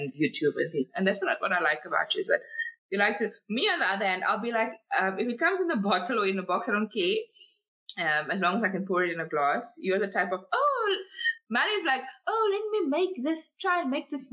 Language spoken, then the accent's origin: English; Cape Town, Western Cape, South Africa; now in Gauteng, South Africa; I'm originally from Cape Town